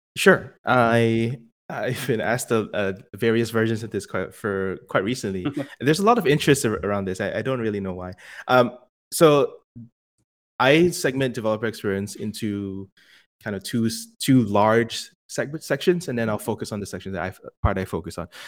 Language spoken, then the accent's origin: English; Singapore; moved away as an adult; now in United States; born and raised in Singapore, and came to the states for college